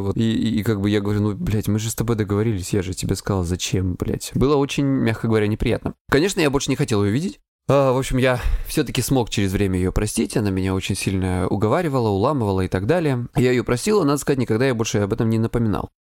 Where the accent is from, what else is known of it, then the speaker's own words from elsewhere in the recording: Krasnodar Krai, Russia; я с Кубани